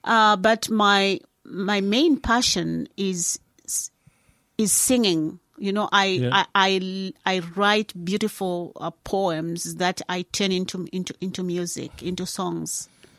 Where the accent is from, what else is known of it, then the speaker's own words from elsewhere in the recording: Barotseland, Western Province, Zambia; first language Lozi; English is a second language; moved away as an adult; now in Dunedin, New Zealand; I'm from Zambia and I'm from that part of Zambia called Barotseland, which is in the western province of Zambia.